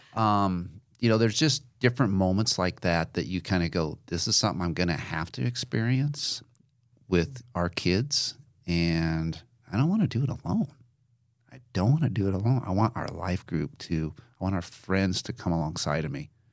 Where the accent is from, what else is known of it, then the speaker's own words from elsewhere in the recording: Nebraska, United States; I had never been outside of a contiguous state of Nebraska